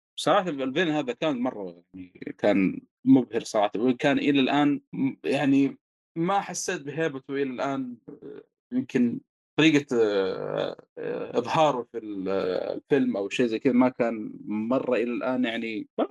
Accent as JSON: {"language": "Arabic", "area": "the South", "region": "southern Saudi Arabia", "country": "Saudi Arabia", "said": "عندنا في الجنوب"}